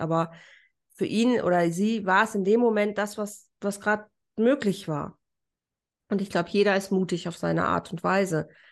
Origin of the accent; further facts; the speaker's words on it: Germany; moved away as an adult; now in Mallorca, Spain; als Deutscher